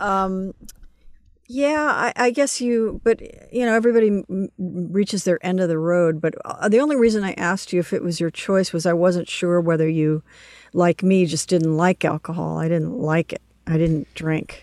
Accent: Los Angeles, California, United States; also born or lived in New York; I grew up in Los Angeles

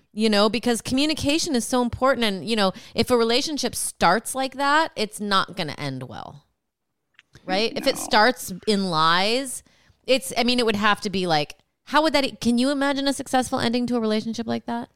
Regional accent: Rockford, Illinois, United States; I'm from Rockford.

